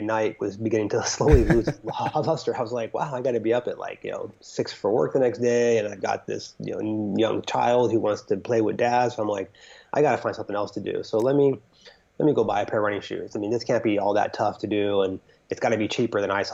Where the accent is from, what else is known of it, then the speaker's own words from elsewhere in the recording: California, United States; moved away as an adult; now in New York, United States; I'm originally from the California area. I moved to New York almost 7 years ago